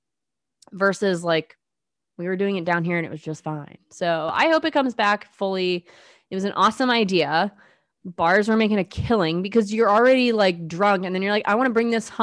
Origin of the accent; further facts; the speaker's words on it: Midwest, United States; I'm from the Midwest